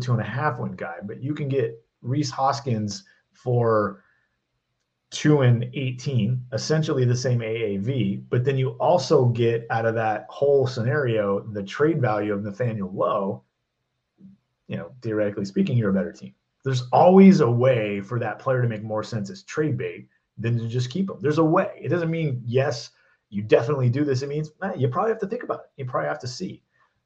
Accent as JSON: {"language": "English", "town": "Seattle", "region": "Washington", "country": "United States", "tie": "born or raised there", "said": "my hometown Seattle Mariners"}